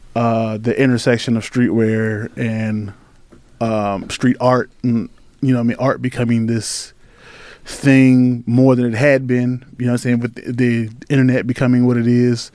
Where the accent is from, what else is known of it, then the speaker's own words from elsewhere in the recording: Halifax County, Virginia, United States; moved away as an adult; also born or lived in Richmond, Virginia; I grew up in Halifax County